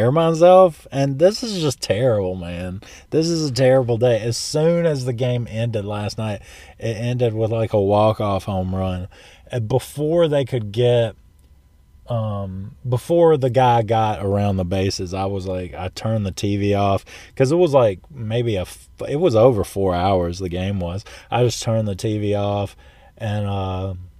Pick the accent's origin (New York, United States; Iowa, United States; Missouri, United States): Missouri, United States; St. Louis; I was born in St. Louis